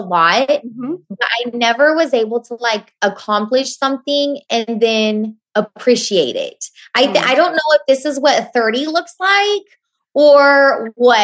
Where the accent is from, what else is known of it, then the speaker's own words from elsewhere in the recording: Oklahoma, United States; you're from Middle America, Oklahoma, and you've never left your hometown